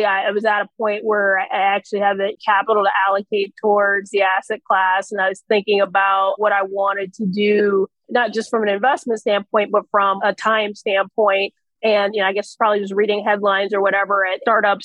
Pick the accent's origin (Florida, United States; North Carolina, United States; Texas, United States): Florida, United States; Ocala; moved away as an adult; also born or lived in London; now in South Florida, United States; I was born in Ocala, Florida, which is horse country in the middle of nowhere in Florida. So I'm a native Floridian